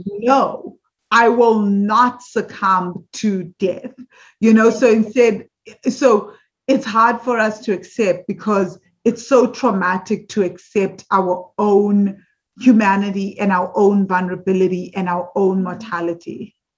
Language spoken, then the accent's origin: English; South Africa; growing up in South Africa